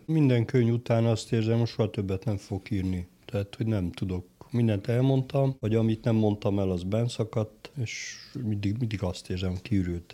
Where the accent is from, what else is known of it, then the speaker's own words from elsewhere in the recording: Chișineu-Criș, Arad County, Romania; moved away as an adult; also born or lived in Cluj-Napoca / Târgu Mureș; az én szülővárosom is Kisjenő